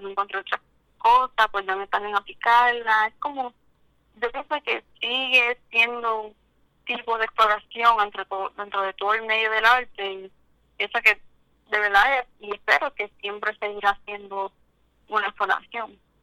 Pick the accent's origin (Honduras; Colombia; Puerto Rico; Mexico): Puerto Rico; Cabo Rojo; soy de Cabo Rojo